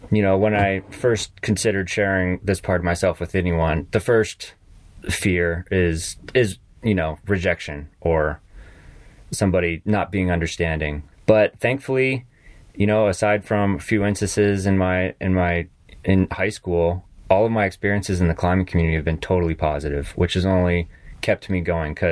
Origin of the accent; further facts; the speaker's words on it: South Carolina, United States; also born or lived in Tennessee / New England; I grew up on the East Coast. I grew up um, I was born in Tennessee and I, I grew up in various states in, in New England and then and then uh, moved to, to South Carolina and spent a lot of time in the south southeast for, for middle school and high school